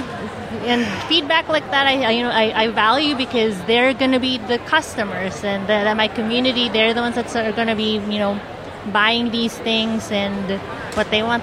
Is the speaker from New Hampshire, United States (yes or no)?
no; Phoenix, Arizona, United States; I'm from Phoenix